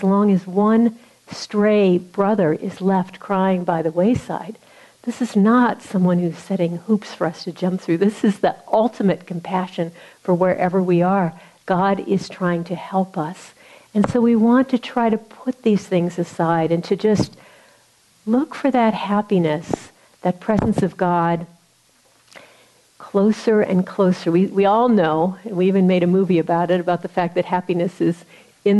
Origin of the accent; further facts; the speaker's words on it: Missouri, United States; I'm from Missouri